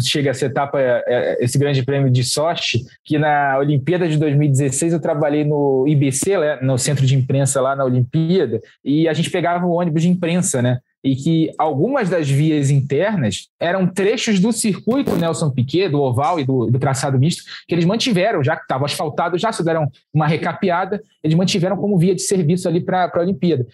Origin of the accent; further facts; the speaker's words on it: Rio de Janeiro, Brazil; Eu, como carioca